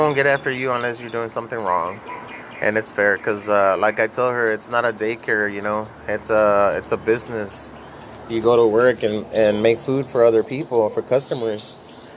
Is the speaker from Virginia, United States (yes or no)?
no; Laredo, Texas, United States; moved away; I'm from Laredo, Texas. I was born and raised over there.